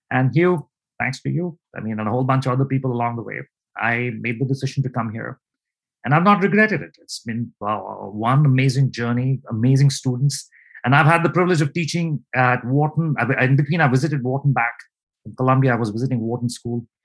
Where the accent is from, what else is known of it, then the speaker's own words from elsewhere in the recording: India; moved away as an adult; now in United States; And then before that, I grew up in India, all over India, big cities, Mumbai, Delhi, Kolkata, Chennai, and so on.